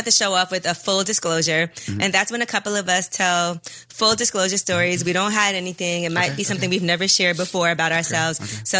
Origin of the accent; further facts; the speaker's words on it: New York City, New York, United States; Whole team, baby. You know, we're from New York.